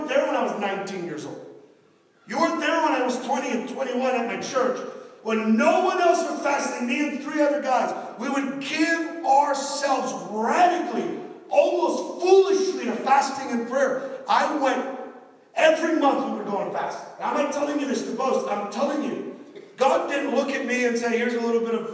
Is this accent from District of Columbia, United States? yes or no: no; Miami, Florida, United States; accent: Miami; My Miami accent's coming out